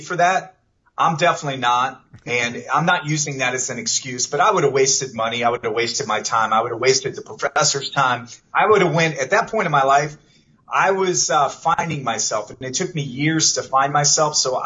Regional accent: Canton, Ohio, United States; moved away as an adult; I was born and raised in Canton, Ohio. I lived there until I graduated high school, and then I took off for my adventure through the world

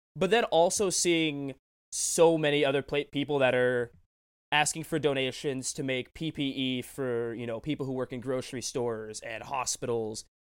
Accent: Tacoma, Washington, United States; this shop in my hometown, Tacoma, Destiny City Comics

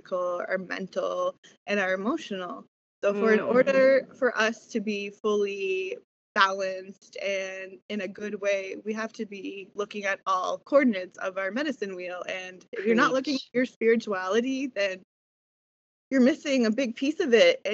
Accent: East Coast Canada, Canada; also born or lived in New Brunswick; I am from East Coast Canada

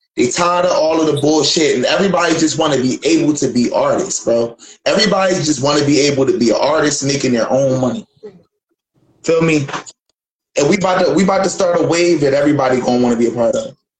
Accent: Philadelphia, Pennsylvania, United States; moved away; I'm from Philly, and we grew up off the battle rap

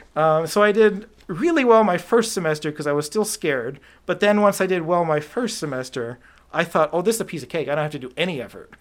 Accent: Clarkston, Michigan, United States; born or raised there; also born or lived in Rochester, Michigan / Canton, Michigan

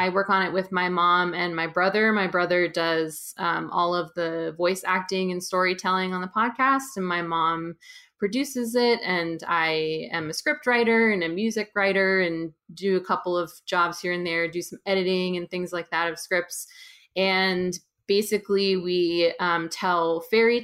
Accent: just outside of San Francisco, California, United States; now in Brooklyn, United States; I'm from California originally, just outside of San Francisco. And I live in Brooklyn, New York.

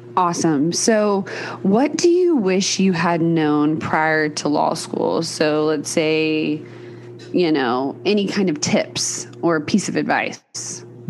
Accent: Texas, United States; moved away; also born or lived in Dallas; I grew up in Texas as well.

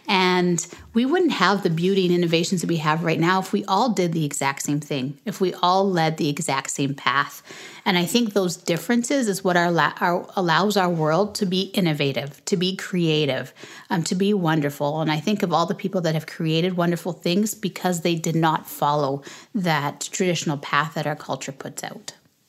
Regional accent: Canada; also born or lived in Jamaica / Lagos, Nigeria / United States; I was born in Canada, but when we were 6 weeks old, when I was 6 weeks old, we moved back to Jamaica. And we moved back when I was school age, back to Canada. But in between that, we had lived in Nigeria, Lagos, Nigeria.

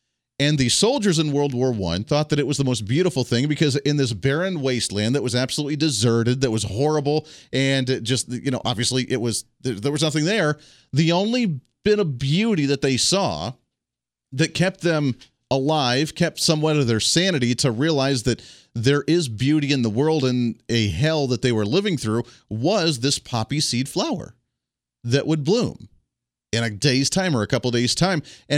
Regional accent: Ohio, United States; also born or lived in Colorado; Now, I grew up in Ohio originally. Then I grew up in Colorado and kind of bounced back and forth between the two.

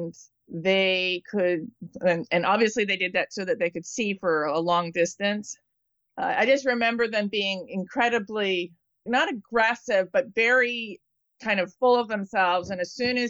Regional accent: East Coast, United States; now in California, United States; I grew up on the East Coast

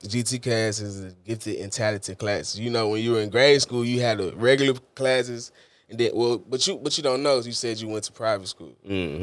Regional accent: Houston, Texas, United States; I was born and raised in Houston.

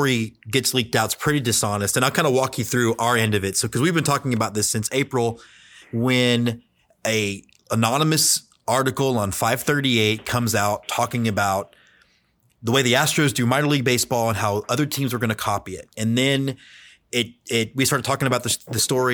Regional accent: Houston, Texas, United States; also born or lived in Austin, Texas; I grew up in Houston, Texas

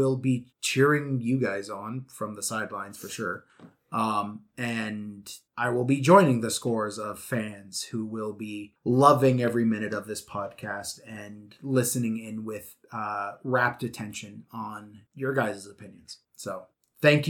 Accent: Canada; I'm Canadian

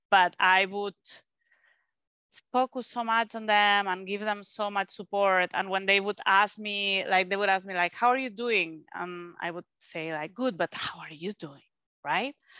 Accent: Spain; English is a second language; moved away; I'm from Spain

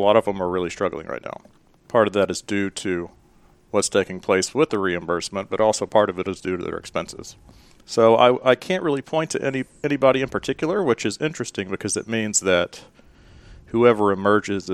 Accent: Memphis, Tennessee, United States; moved away as an adult; now in Asheville, United States; originally from Memphis, Tennessee. I currently reside in Asheville, North Carolina.

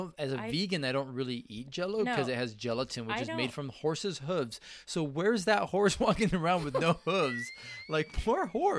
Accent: Spain; I am Hispanic from Spain.

